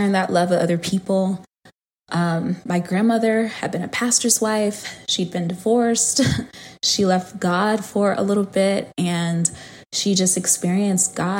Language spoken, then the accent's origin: English; Huntsville, Alabama, United States; also born or lived in Atlanta, Georgia; So my grandparents lived in Alabama at the time. I was born in Huntsville, Alabama. And that's where they were, in the same city with my mom